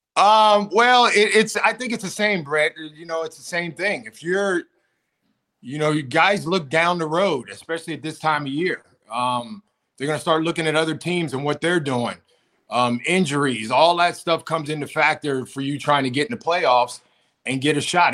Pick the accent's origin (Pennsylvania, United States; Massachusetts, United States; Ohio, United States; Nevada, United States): Pennsylvania, United States; moved away; also born or lived in Buffalo; I grew up in Pennsylvania. I grew up in the cold